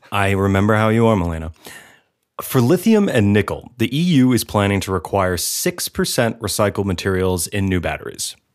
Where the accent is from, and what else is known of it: United States